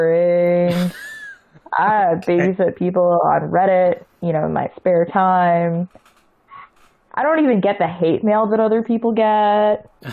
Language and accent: English; Lake Charles, Louisiana, United States; I grew up in Lake Charles as a child